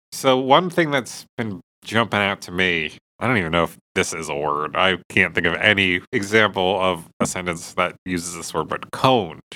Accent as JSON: {"language": "English", "area": "Jersey Shore", "region": "New Jersey", "country": "United States", "tie": "born or raised there", "said": "I grew up on the Jersey Shore."}